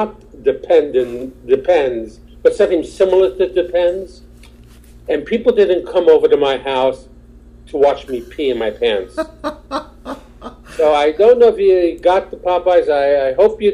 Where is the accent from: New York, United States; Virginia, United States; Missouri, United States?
New York, United States; New York City; also born or lived in Queens, New York; I was born in Brooklyn. At my age, I'm 62